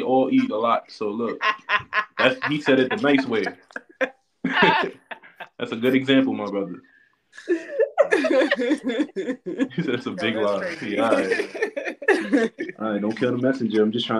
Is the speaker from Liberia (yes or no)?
yes; Liberia; I'm from Liberia.